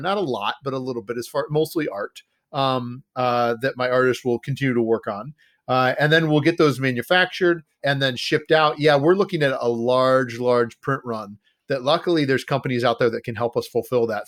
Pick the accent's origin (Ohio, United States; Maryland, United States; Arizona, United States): Ohio, United States; moved away as an adult; now in Wisconsin, United States; I grew up in Ohio, and I found myself up here in Wisconsin 'cause of my wife's family